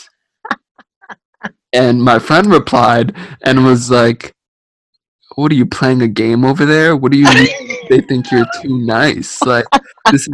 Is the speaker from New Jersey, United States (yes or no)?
yes; New Jersey, United States; I'm from Jersey